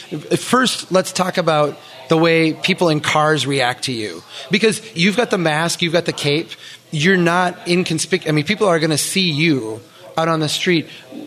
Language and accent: English; Minnesota, United States; I'm a Minnesotan